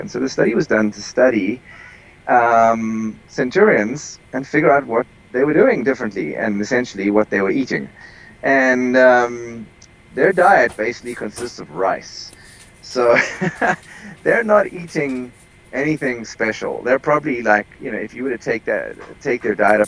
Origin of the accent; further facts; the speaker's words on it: South Africa; moved away; I am originally from South Africa